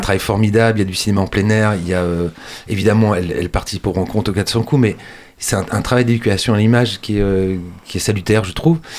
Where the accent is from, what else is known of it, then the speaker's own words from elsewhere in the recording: Angers, Pays de la Loire, France; chez nous, à Angers